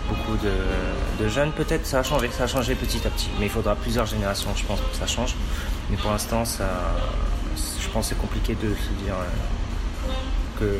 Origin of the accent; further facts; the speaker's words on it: France; born there; Je suis d'origine chinoise, mes parents sont nés au Cambodge et je suis né en France.